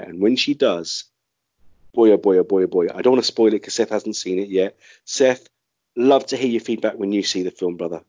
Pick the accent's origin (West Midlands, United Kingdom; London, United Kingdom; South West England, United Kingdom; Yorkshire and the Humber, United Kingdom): London, United Kingdom; my hometown of London